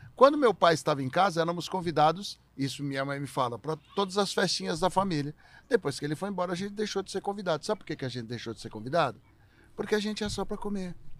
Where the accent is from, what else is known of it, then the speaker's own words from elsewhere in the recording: São Paulo, Brazil; Eu sou um cara que morei minha vida inteira em São Paulo.